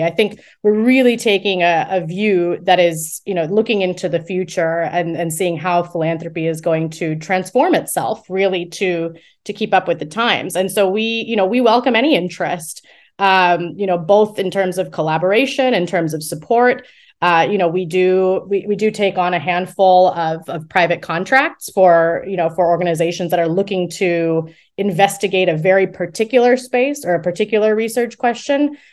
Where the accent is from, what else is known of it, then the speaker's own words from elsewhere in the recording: United States; moved away as an adult; also born or lived in Morocco / Thailand / Cambodia; now in United Kingdom; I'm originally from the United States, um, and you know did my did my early education there and my bachelor's degree there